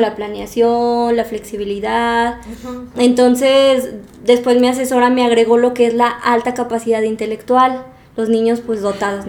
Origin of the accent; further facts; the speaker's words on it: Aguascalientes, Mexico; moved away as an adult; now in Morelia, Mexico; yo soy de Aguascalientes y luego vine a Morelia